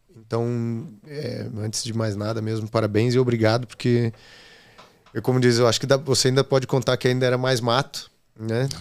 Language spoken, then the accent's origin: Portuguese; Curitiba, Paraná, Brazil; moved away as an adult; now in Lisbon, Portugal; sou de Curitiba, mas estou em Lisboa já há seis anos